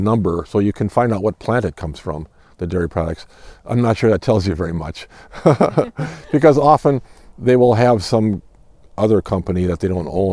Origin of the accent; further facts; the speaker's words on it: Iowa, United States; I'm from Iowa.